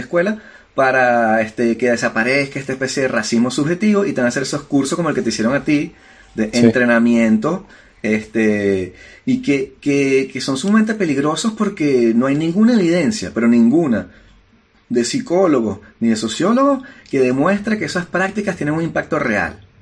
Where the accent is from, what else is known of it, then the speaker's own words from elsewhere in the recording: Venezuela; now in France; soy un inmigrante. Y vengo de Venezuela y hablo con acento.